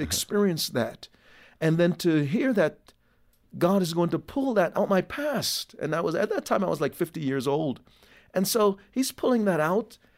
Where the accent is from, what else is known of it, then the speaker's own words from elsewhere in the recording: Jamaica; now in United States; born in Jamaica